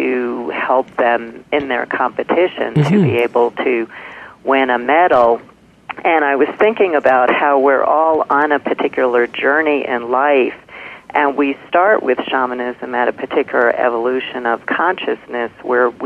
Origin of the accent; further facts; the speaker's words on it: New York City, New York, United States; when I was pretty little, again, growing up in Brooklyn